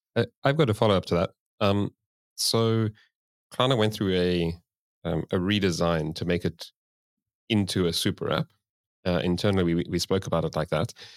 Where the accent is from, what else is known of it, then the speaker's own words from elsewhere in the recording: South Africa; moved away as an adult; now in Sweden; I moved to Sweden, um, because I'm originally from South Africa